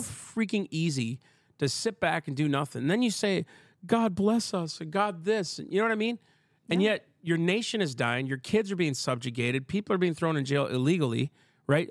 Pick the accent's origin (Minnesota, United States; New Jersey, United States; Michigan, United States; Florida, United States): Minnesota, United States; I'm from Minnesota